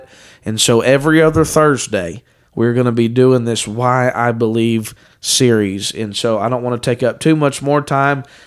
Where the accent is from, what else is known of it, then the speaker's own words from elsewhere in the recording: Dayton, Ohio, United States; I was raised in Dayton, Ohio